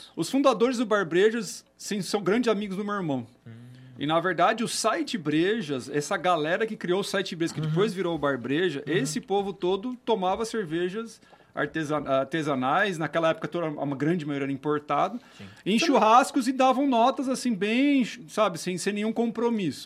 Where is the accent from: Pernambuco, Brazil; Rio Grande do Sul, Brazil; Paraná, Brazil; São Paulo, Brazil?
São Paulo, Brazil; Campinas; also born or lived in Holambra; Eu sou de Campinas, tá. nascido, estudado